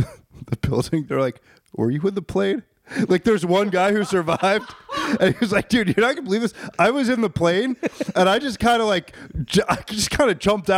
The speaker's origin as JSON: {"language": "English", "region": "West Virginia", "country": "United States", "said": "I'm from West Virginia. How would that even be possible?"}